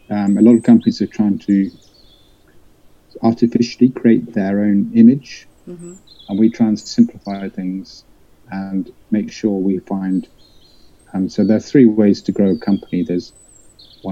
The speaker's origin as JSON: {"language": "English", "area": "West Country", "region": "South West England", "country": "United Kingdom", "tie": "born or raised there", "said": "I was brought up in the West Country, so I'm a country boy."}